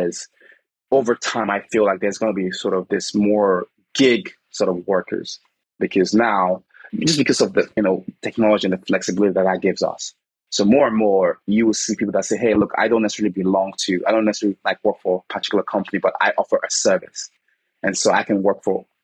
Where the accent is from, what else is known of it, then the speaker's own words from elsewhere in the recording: Nigeria; moved away; I'm originally from Nigeria